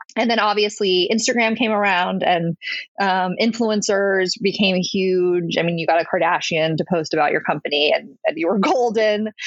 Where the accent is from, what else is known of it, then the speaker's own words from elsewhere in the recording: Connecticut, United States; moved away as an adult; also born or lived in Saratoga Springs, New York; now in New York City, United States; I grew up in Connecticut um, in a town that was about an hour outside of New York City, very suburban um, childhood